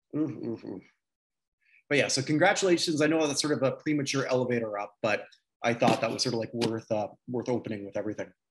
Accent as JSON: {"language": "English", "country": "Canada", "said": "as a Canadian"}